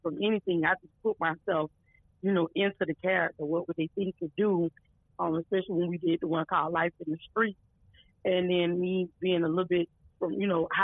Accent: Lakeland, Florida, United States; Born and raised out of Florida. That's my hometown. Matter of fact, born and raised out of Lakeland, Florida.

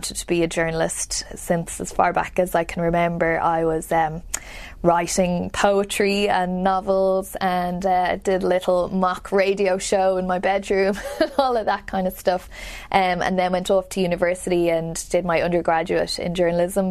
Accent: Dublin, Leinster, Ireland; moved away as an adult; now in United States; I grew up in Dublin, in the capital city, and just on the south side, the foothills of the Dublin Mountains

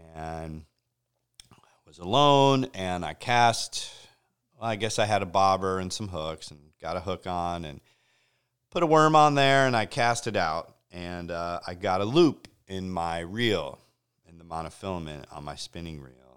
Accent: Connecticut, United States; I grew up in Connecticut on the shores of Long Island Sound

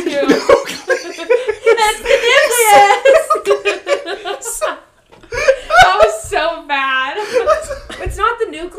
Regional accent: United States; I'm American.

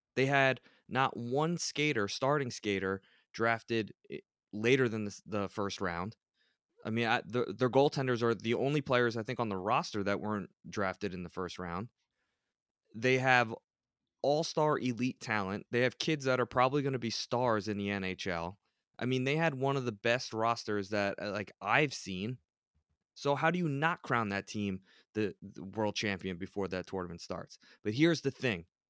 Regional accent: United States; as an American

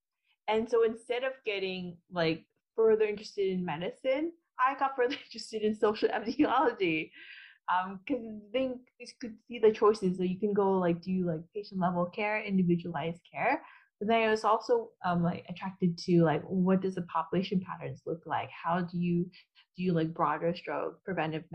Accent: California, United States; moved away as an adult; also born or lived in Vietnam / Philippines; I grew up basically in California from the age of 5 to 23. So I grew up in California

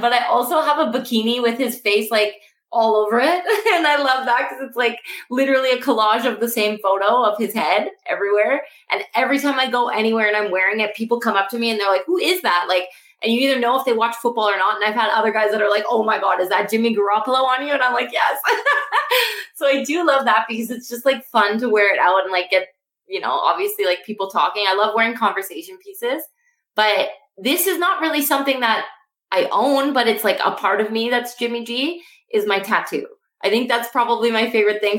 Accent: Canada; I am from Canada

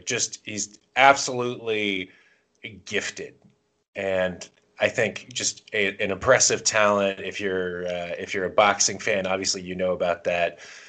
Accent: the South, United States; I grew up in the South.

